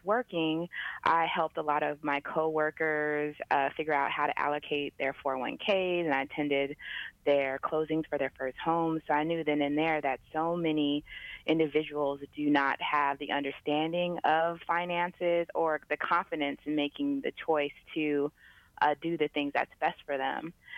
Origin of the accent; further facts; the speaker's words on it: San Diego, California, United States; I'm originally from San Diego, California